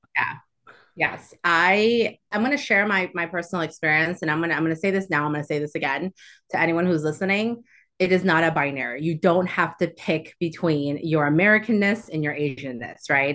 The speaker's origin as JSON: {"language": "English", "town": "Houston", "region": "Texas", "country": "United States", "tie": "born or raised there", "also_born_or_lived": "Chicago / Alief", "first_language": "Chinese", "second_language": "English", "moved": "as an adult", "lives_now": "Austin, United States", "said": "I grew up in Southwest Houston."}